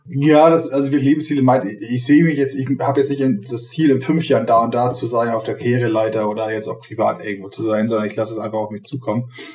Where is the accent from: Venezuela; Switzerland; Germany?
Germany; Bordesholm, Schleswig-Holstein; Also ich komme aus Bordesholm, das ist mit allen Dörfern rum 10.000 Einwohner